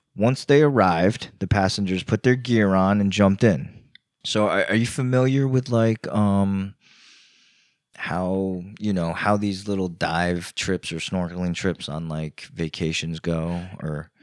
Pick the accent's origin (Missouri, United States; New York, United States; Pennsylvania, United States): New York, United States; moved away; also born or lived in Virginia / Florida; I grew up in New York